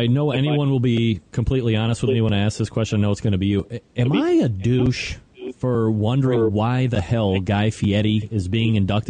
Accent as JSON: {"language": "English", "country": "United States", "said": "I'm American."}